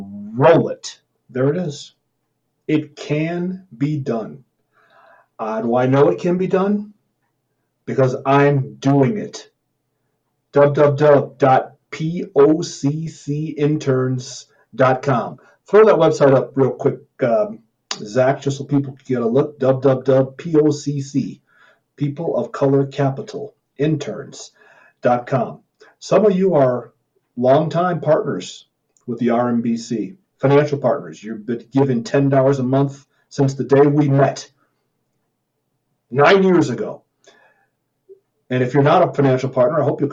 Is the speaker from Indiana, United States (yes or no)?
no; Missouri, United States; I'm from Missouri